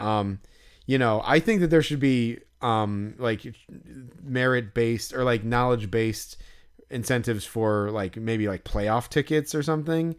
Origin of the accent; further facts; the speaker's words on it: Chicago, Illinois, United States; right by where I grew up, basically, like, pretty close to where we live